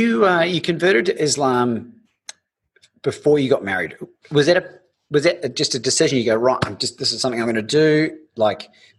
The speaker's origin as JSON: {"language": "English", "country": "New Zealand", "tie": "born or raised there", "said": "we grew up in New Zealand, bro, like not even on the map half the time."}